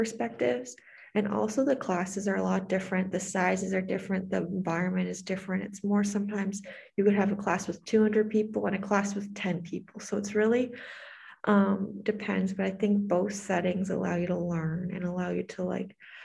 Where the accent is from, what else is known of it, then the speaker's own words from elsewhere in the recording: Canada; first language English; moved away as an adult; now in United States; my values as being Canadian